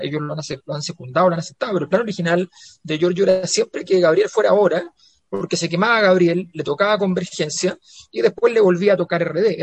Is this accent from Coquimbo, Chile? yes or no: no; Santiago, Santiago Metropolitan Region, Chile; yo era la cisterna